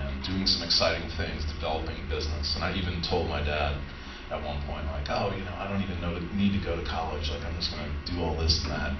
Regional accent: Allendale, New Jersey, United States; born or raised there; also born or lived in Houston, Texas

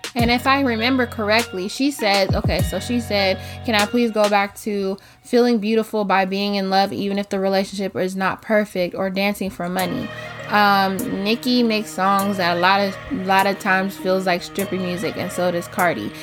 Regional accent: United States; we are from America. We live in America

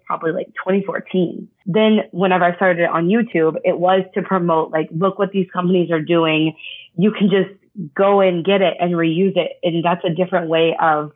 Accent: Texas, United States; growing up in Texas, kind of all I knew about was oil

